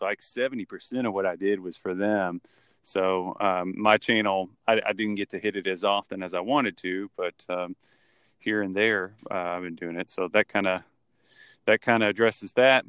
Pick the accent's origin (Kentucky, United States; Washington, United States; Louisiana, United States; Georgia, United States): Kentucky, United States; growing up in college, college basketball country, basically, 'cause I'm from Kentucky and I live in Louisville